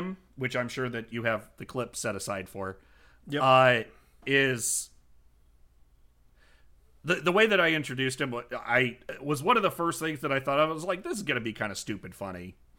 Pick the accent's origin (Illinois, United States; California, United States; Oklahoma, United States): Illinois, United States; I'm some schmuck from Illinois